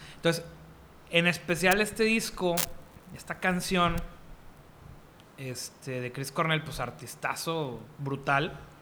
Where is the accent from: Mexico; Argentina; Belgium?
Mexico; Monterrey, Nuevo León; como buen regio